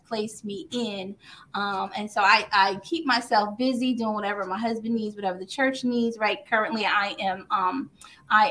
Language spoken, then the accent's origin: English; Cliffwood, New Jersey, United States; now in Red Bank, United States; I am from New Jersey, born and raised in Cliffwood, New Jersey, and I have now relocated to Red Bank, New Jersey